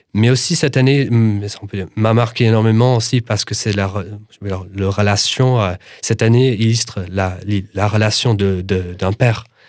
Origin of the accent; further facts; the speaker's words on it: United States; French is a second language; now in France; je suis un Américain et, et, je vis en France